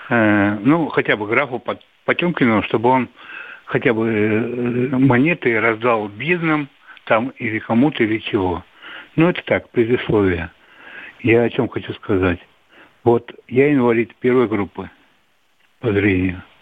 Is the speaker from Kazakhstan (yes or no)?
no; Crimea, Ukraine; Я из Крыма.